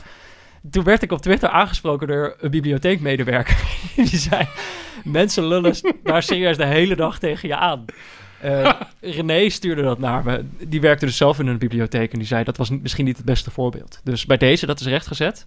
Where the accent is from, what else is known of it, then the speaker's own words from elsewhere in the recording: North Brabant, Netherlands; ik ben natuurlijk ook opgegroeid in Brabant.